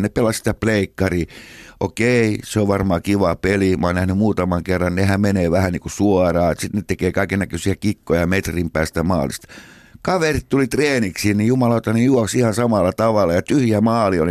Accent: Helsinki, Uusimaa, Finland; siellä me synnyttiin Munkkiniemessä 57.

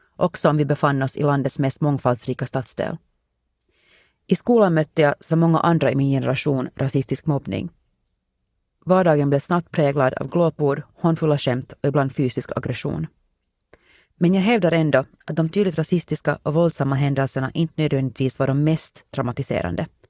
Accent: Helsinki, Uusimaa, Finland; born or raised there; moved away as an adult; now in United States

